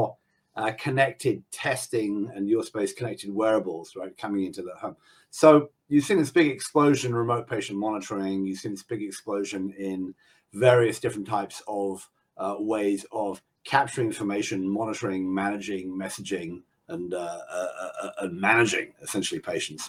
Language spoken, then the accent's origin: English; England, United Kingdom; now in United States; I'm in the US, even though I'm the English guy